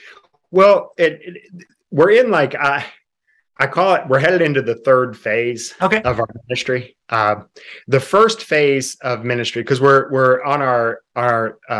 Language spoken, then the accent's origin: English; Appalachia, United States; And CSIM's made up of these small rural churches. We're from Appalachia.